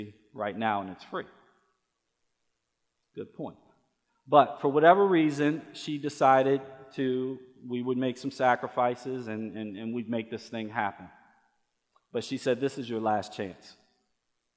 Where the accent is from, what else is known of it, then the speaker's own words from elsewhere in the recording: Baltimore, Maryland, United States; I grew up in Baltimore, Maryland. I was a Baltimore City Public School kid all the way up until my junior year of high school